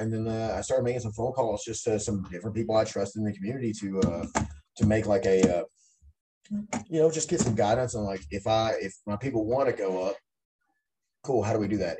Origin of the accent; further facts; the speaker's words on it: Benton, Kentucky, United States; moved away; I'm from Benton originally, and that's like a it was definitely a town at the time, you know, just nothing really there right. while I was growing up